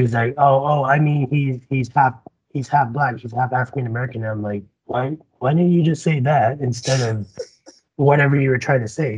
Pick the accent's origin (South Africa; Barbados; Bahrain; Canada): Barbados; also born or lived in Nampa, Idaho; now in Idaho, United States; I'm an immigrant from the Caribbean. I came from Barbados uh, 11 years ago